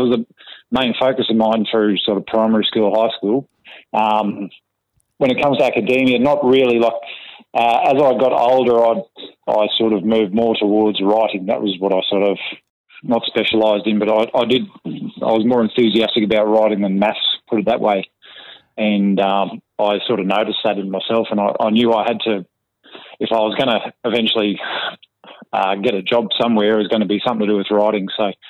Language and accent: English; Ipswich, Queensland, Australia; She was an elderly lady that was one of the oldest residents in the area we're from, in mm-hmm. Flinders View.